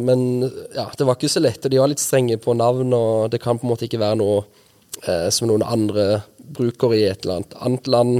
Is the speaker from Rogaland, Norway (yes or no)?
yes; Nærbø, Rogaland, Norway; moved away as an adult; also born or lived in Lillesand, Agder; jeg er født og oppvokst i Lillesand. Så I Lillesand, ja. Bodde i Lillesand til jeg var ti, og når jeg var ti, så flytta vi til Nærbø på Jæren. Ja. Det er der mamma er fra. Ja. Og så bodde jeg der til jeg var 20